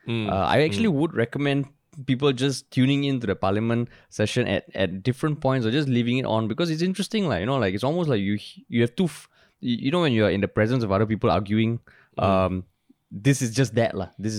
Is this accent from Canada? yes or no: no; Singapore; I'm from Monk's Hill.